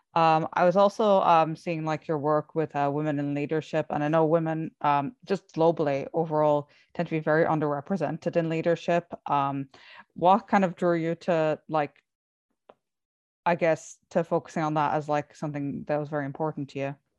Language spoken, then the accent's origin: English; Ireland; I come from Ireland